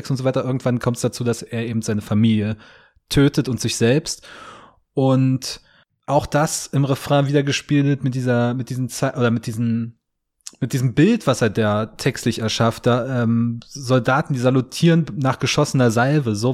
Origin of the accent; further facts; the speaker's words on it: Hoyerswerda, Saxony, Germany; war ich in meiner Heimatstadt Hoyerswerda, so, so Kleinstadt 30, 40.000 Einwohner